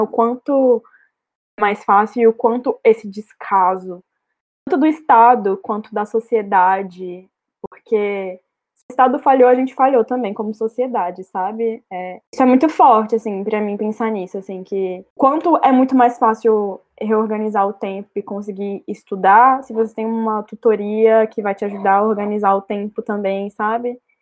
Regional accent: interior of Minas Gerais, Brazil; moved away; Eu venho de uma cidade do interior, de Minas Gerais

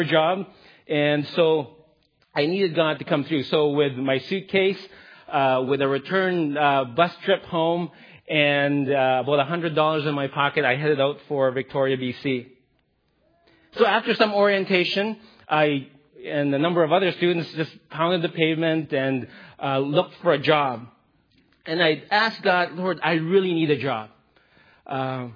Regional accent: Philippines; I'm Filipino.

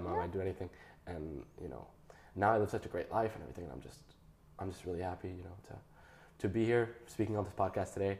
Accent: New York, United States; now in Monaco; I grew up there. I was born there

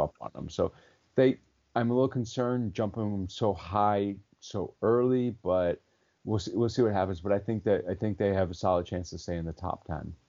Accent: Detroit, Michigan, United States; now in Los Angeles, United States; I'm from Detroit

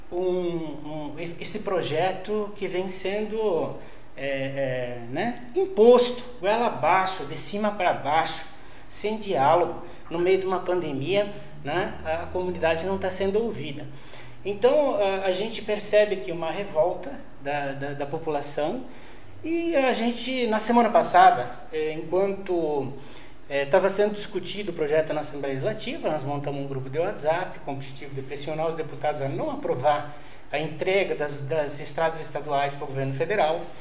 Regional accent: Rio Grande do Sul, Brazil; moved away as an adult; Eu vim do Rio Grande do Sul naquele tempo, né?

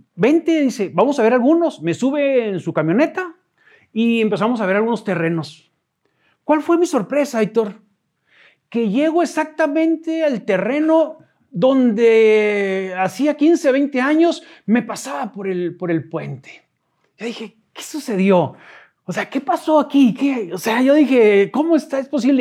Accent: Ojinaga, Chihuahua, Mexico; moved away as an adult; also born or lived in Odessa, Texas; now in Chihuahua, Mexico; soy de Ojinaga

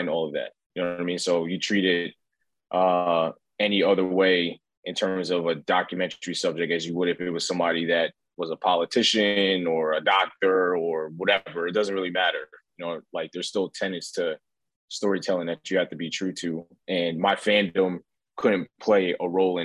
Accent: New York City, New York, United States; I grew up in the Bronx

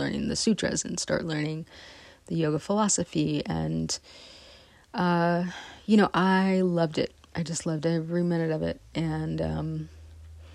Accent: West Marin, California, United States; also born or lived in San Rafael, California; I'm from West Marin

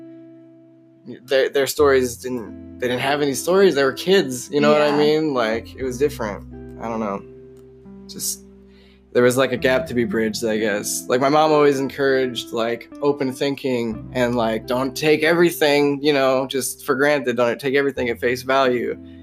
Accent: Mulberry, Indiana, United States; first language English; also born or lived in Lafayette, Indiana; I was born in home hospital, Lafayette, Indiana. But I grew up in Mulberry, Indiana, which is like a small podunk town in between two bean fields

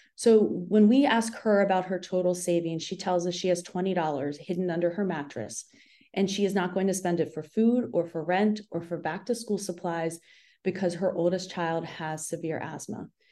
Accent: Appalachia, United States; moved away; I grew up in the Appalachian foothills on the Ohio West Virginia border, and I witnessed poverty firsthand every day of my childhood

